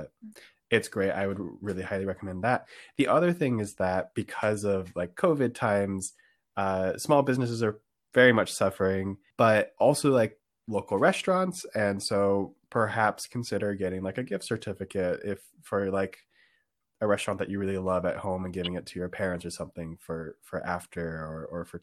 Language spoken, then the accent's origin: English; California, United States; I grew up in California, have not seen a white Christmas